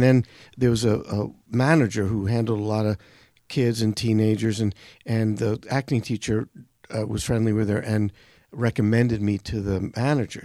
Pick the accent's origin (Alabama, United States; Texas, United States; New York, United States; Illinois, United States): New York, United States; New York City; I grew up in Brooklyn.